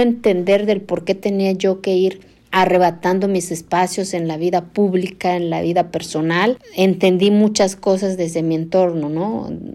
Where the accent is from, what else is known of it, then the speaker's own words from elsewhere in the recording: Santa María Quiegolani, Oaxaca, Mexico; first language Zapotec; Spanish is a second language; vengo de una comunidad de la Sierra de Oaxaca que se llama Santa María Quegolani. Eh, mi lengua materna es el zapoteco